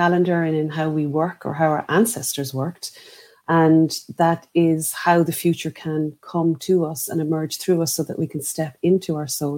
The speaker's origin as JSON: {"language": "English", "country": "Ireland", "said": "here in Ireland with our indigenous wisdom"}